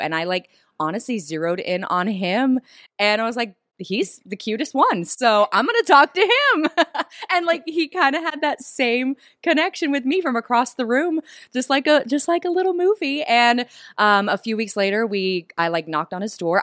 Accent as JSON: {"language": "English", "region": "the South", "country": "United States", "tie": "born or raised there", "also_born_or_lived": "Los Angeles, California", "moved": "as an adult", "said": "I grew up in the South"}